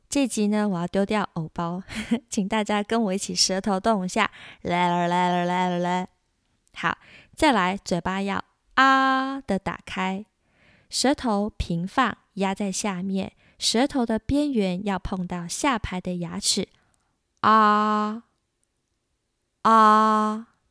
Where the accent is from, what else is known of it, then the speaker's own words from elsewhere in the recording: Taiwan; 有哪些是我们台湾人学法语的时候容易发错的音